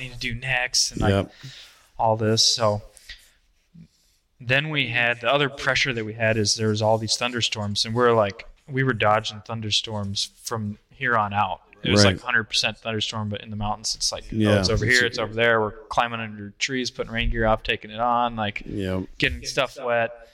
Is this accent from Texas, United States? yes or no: no; Iowa, United States; I'm still from Iowa.